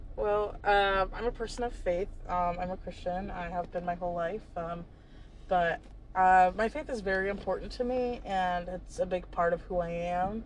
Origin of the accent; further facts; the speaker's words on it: North Carolina, United States; also born or lived in Georgia / Charlotte; when I thought of home, when I thought of North Carolina